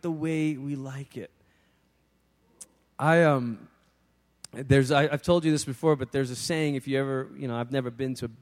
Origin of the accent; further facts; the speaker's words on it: Malaysia; moved away; being back, obviously, in the country where I'd grown up